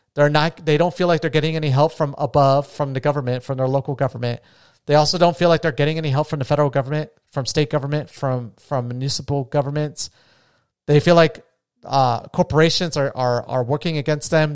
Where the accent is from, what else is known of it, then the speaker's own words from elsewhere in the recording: Las Vegas, Nevada, United States; I'm from Vegas